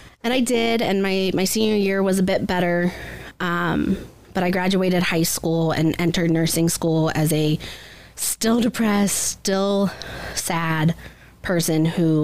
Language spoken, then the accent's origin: English; Upper Sandusky, Ohio, United States; I grew up in Upper Sandusky, Ohio, pretty small rural area